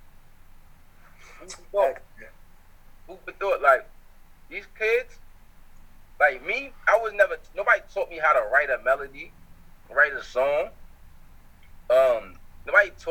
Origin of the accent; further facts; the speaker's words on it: New York City, New York, United States; also born or lived in Harlem, New York; Most of my years of like being aware of life, I grew up in the Bronx